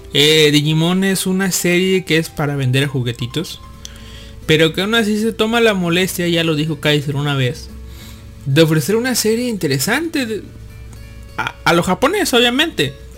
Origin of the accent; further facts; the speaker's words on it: Mexico; de niño acá en México, en Latinoamérica